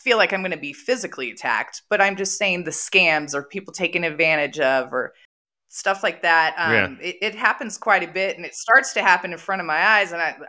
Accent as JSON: {"language": "English", "town": "San Diego", "region": "California", "country": "United States", "lives_now": "Colorado, United States", "said": "I'm from San Diego. When you grow up there, people are not self-employed there. You work for people. I currently live in Colorado, where everybody is self-employed."}